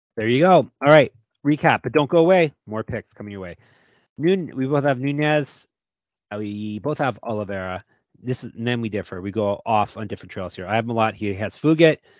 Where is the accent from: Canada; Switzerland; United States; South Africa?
Canada